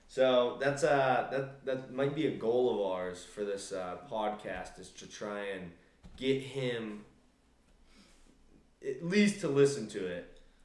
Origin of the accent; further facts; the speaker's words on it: Maine, United States; I'm from Maine, as some listeners know